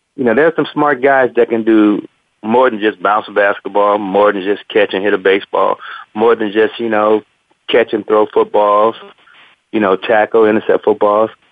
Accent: Compton, California, United States; also born or lived in Gardena; growing up in Compton had to always be aware of my environment

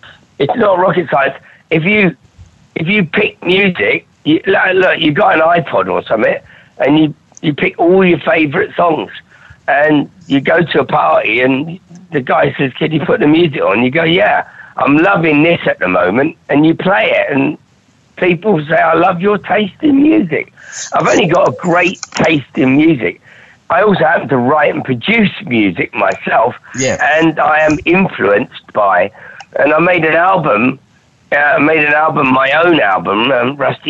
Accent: Durham, North East England, United Kingdom; I come from Durham. I've got no future

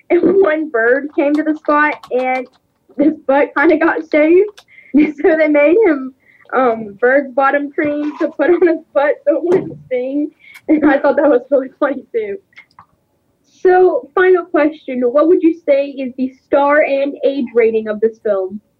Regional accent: Los Angeles, California, United States; from Los Angeles, California.

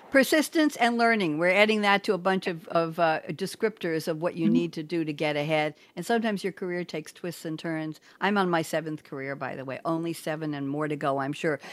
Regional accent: New York, United States; also born or lived in Eugene, Oregon; I'm from New York

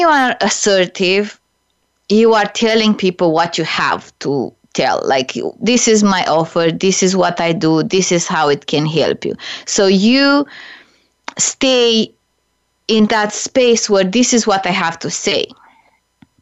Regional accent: Romania; moved away; also born or lived in Canada / United States; I'm originally from Romania

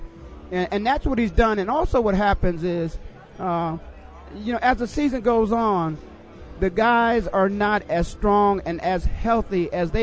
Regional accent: Phoenix, Arizona, United States; I'm from Phoenix. Now, I obviously live in Phoenix

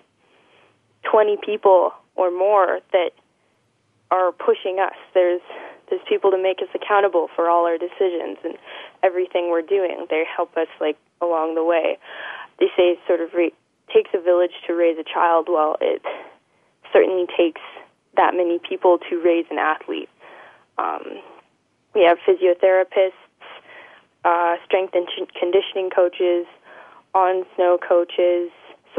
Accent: Cranbrook, British Columbia, Canada; born and raised in Cranbrook

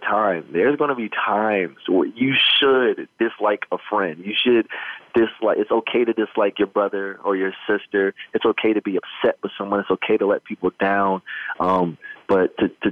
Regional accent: Midwest, United States; growing up in the Midwest

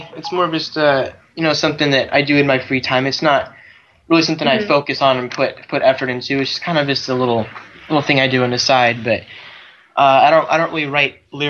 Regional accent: Arizona, United States; I think I'm going to go to ASU in Arizona. I'm going to stick with my hometown.

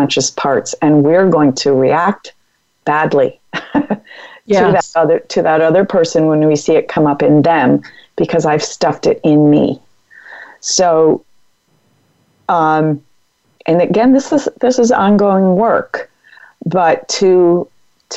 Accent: Massachusetts, United States; now in California, United States; I'm from Massachusetts

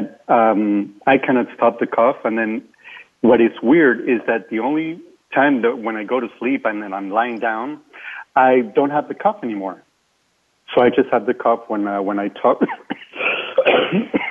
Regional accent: Venezuela; first language Spanish; English is a second language; moved away; I'm Hispanic. I'm from Venezuela originally

